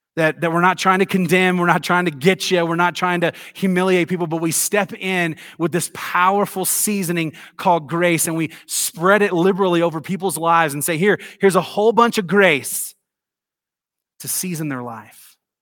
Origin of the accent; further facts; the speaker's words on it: Tennessee, United States; I grew up in the South. You guys know that. I'm from Tennessee